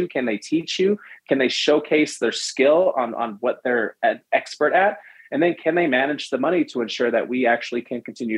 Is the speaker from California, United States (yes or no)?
yes; San Francisco, California, United States; I was born in San Francisco, California, raised in the Bay Area